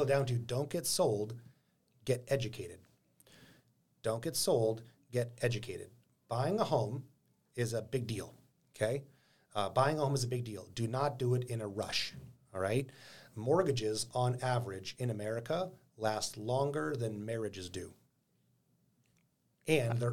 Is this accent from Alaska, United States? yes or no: yes; Anchorage, Alaska, United States; I was born and raised in Anchorage, been living and investing in this town for a long time